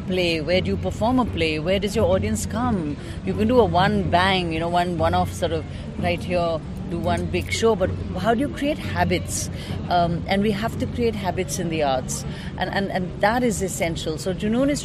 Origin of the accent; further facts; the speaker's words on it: India; being an Indian